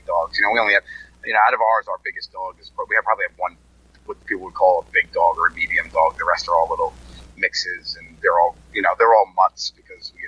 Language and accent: English; New York, United States; I grew up in New York